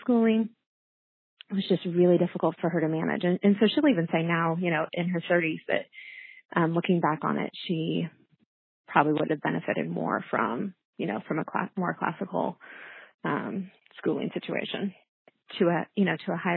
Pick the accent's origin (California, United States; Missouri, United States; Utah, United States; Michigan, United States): Missouri, United States; Kansas City; moved away as an adult; also born or lived in Florida; now in St. Louis, United States; I grew up in Kansas City, Missouri side, with three siblings.